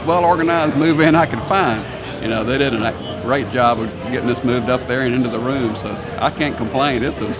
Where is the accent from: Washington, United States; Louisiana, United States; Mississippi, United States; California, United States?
Louisiana, United States; West Monroe; I'm from West Monroe, Louisiana.